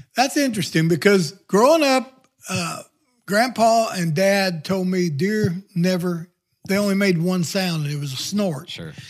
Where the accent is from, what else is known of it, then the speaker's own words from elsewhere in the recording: the Ozarks, United States; now in Neosho, United States; growing up in the Ozark